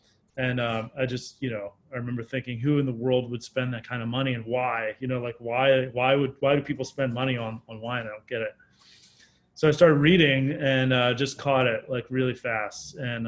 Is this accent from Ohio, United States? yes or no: no; Maryland, United States; Yeah, so I grew up in Maryland, moved around a lot as a kid. I went to 4 different elementary schools before we kind of settled into a place that I lived when I was younger.